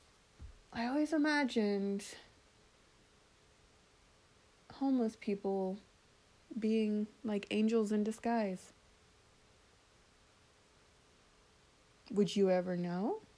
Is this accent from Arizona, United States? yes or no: no; Florida, United States; now in South Carolina, United States; I grew up in Florida